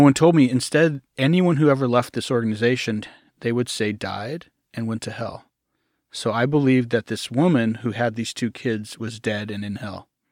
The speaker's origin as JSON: {"language": "English", "region": "Arkansas", "country": "United States", "tie": "born or raised there", "said": "I grew up in a, I usually call it a commune first, a commune in Arkansas"}